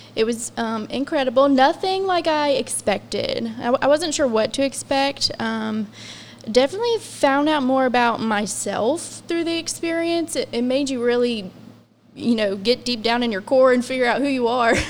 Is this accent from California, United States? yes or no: no; Scott Depot, West Virginia, United States; moved away as an adult; now in South Charleston, United States; I'm originally from the Scott Depot area